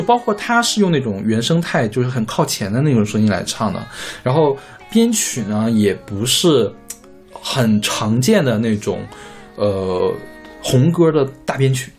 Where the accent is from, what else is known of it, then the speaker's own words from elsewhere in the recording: Northeast China, China; 因为我是东北人，其实东北人对王振的感情非常的深厚